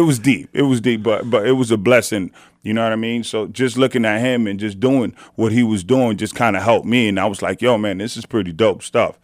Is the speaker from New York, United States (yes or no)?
yes; New York City, New York, United States; growing up in the city